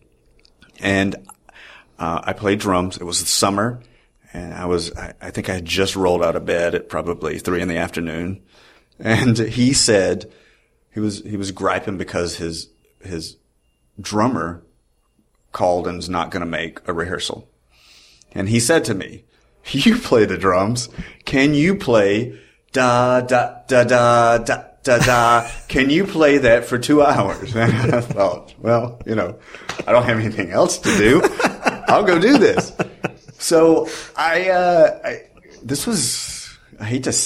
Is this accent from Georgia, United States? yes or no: yes; Moultrie, Georgia, United States; moved away as an adult; also born or lived in Knoxville, Tennessee; now in New York, United States; I grew up in Moultrie, Georgia, a very tiny town in South Georgia